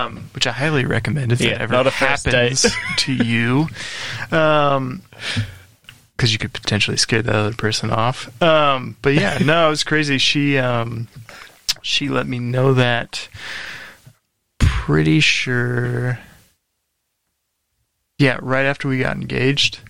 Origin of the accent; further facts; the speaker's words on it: St. Louis, Missouri, United States; moved away as an adult; now in New Zealand; born and raised in St. Louis, Missouri.